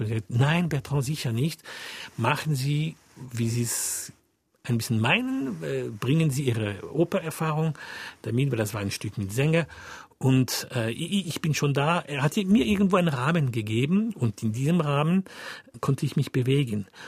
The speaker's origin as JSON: {"language": "German", "country": "France", "second_language": "German", "said": "ich bin Franzose"}